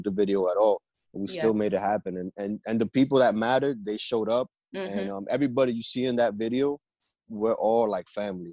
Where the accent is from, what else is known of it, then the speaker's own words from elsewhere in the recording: New Jersey, United States; also born or lived in New York / Philadelphia; Jersey's always been my home.